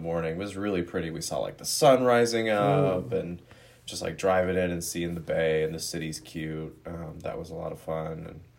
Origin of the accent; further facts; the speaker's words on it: Georgia, United States; moved away as an adult; now in Denver, United States; I'm Sophie's brother. … Obviously grew up in Georgia with her, but I went to school at CU Boulder in 2012, so now I live out in Denver with my girlfriend Jessica.